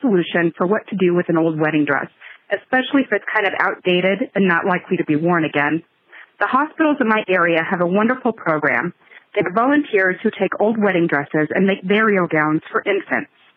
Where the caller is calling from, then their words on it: Lincoln, Nebraska, United States; I am calling from Lincoln, Nebraska